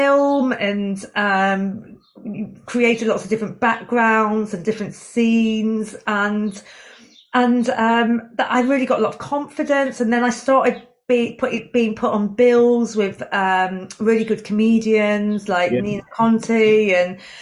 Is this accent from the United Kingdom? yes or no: yes; Chester, North West England, United Kingdom; moved away as an adult; also born or lived in Newcastle; I'm from Chester originally